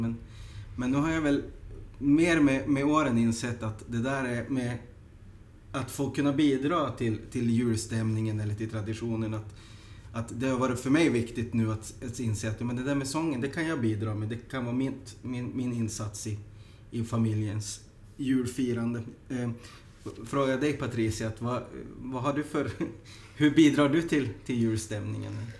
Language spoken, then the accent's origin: Swedish; Sweden; now in Helsinki, Finland; jag som invandrad svensk